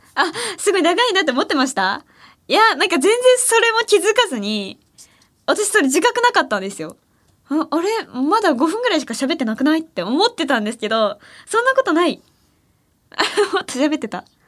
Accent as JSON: {"language": "Japanese", "region": "Ehime", "country": "Japan", "tie": "born or raised there", "moved": "yes", "lives_now": "Tokyo, Japan", "said": "私愛媛出身"}